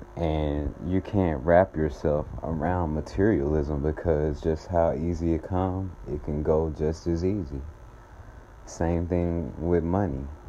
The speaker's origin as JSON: {"language": "English", "town": "Atlanta", "region": "Georgia", "country": "United States", "said": "I am from Atlanta, Georgia"}